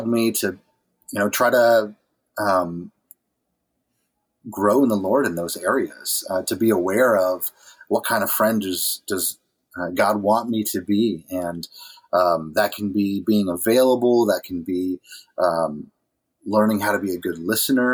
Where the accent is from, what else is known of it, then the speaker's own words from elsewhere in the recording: New England, United States; moved away as an adult; also born or lived in Dixon City, Pennsylvania; now in New Hampshire, United States; I grew up in New England